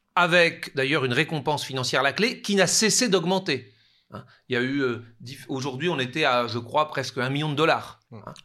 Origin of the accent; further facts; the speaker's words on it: France; chez nous, en France